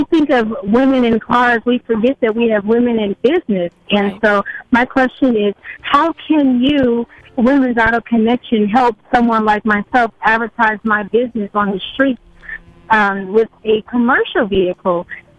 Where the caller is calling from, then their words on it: Irvine, California, United States; I am calling from the beautiful city of Irvine, California.